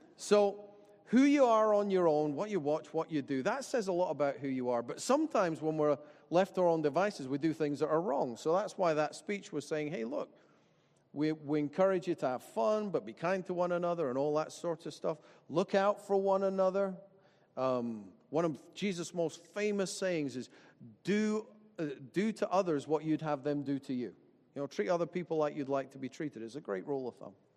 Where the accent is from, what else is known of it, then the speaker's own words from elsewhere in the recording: Dalkeith, Scotland, United Kingdom; I grew up in Dalkeith and that I went to Dalkeith High and Kings Park Primary